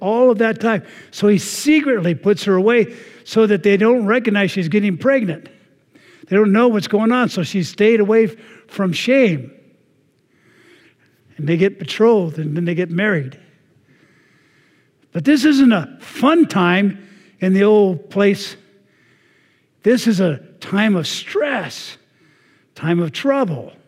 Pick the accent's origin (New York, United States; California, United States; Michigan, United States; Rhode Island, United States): California, United States; Anaheim; I grew up in Anaheim. I was there before Disney was